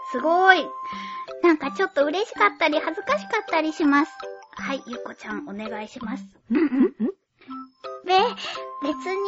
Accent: Fukuoka, Japan; accent: Fukuoka dialect mixed with Oita dialect; now in Tokyo, Japan; 天然の福岡弁じゃなかった。

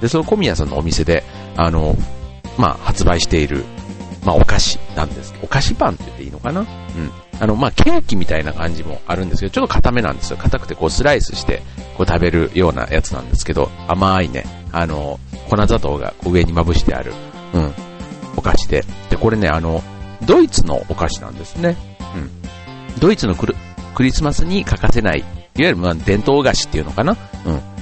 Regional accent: Osaka, Japan; moved away; 僕のふるさとは大阪

